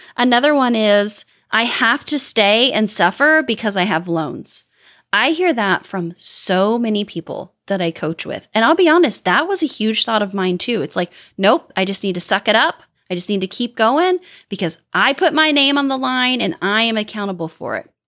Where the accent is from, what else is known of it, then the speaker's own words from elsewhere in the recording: Midwest, United States; I'm from the Midwest